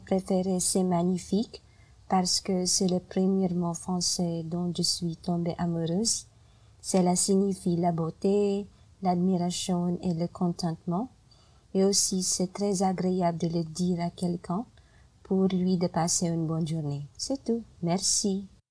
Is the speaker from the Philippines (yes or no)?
yes; Philippines; French is a second language; je viens des Philippines